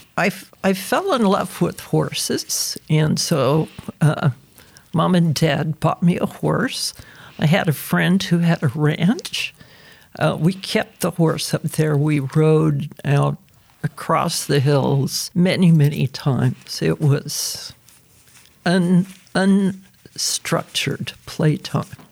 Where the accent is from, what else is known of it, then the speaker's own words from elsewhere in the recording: The Dalles, Oregon, United States; I was born in 1943 in the Dalles, Oregon, which is a town east of the Cascades